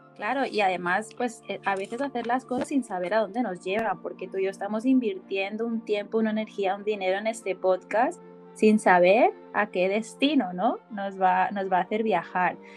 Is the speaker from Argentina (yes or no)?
no; Barcelona, Catalonia, Spain; coach de bienestar y soy de Barcelona, España.